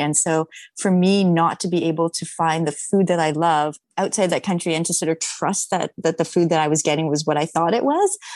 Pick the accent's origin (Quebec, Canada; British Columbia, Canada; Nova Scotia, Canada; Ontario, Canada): Ontario, Canada; Toronto; now in Los Angeles, United States; I'm actually in Toronto at the moment, which is my hometown